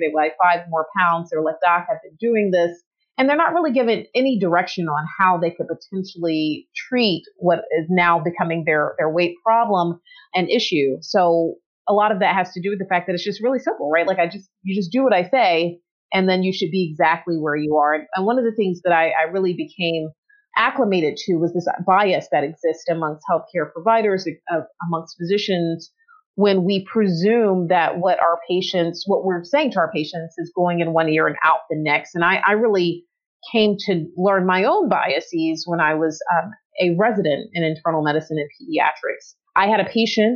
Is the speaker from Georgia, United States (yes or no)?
yes; Atlanta, Georgia, United States; moved away; I was born and raised in Atlanta, Georgia